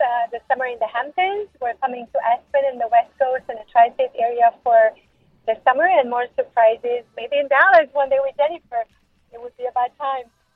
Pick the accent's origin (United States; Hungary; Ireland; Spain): Hungary; moved away; also born or lived in France; I'm originally from Hungary.